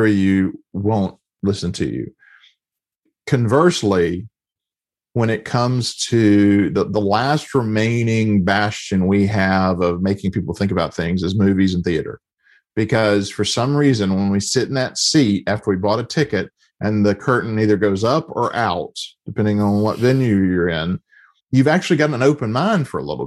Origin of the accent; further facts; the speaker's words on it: the South, United States; I grew up in the South in a time where homosexuality was not just, it just wasn't acknowledged